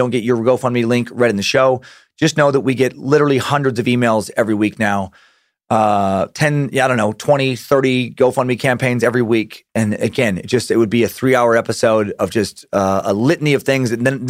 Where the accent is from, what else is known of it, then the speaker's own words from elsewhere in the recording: Georgia, United States; I was born and raised in Georgia. I still live here to this day.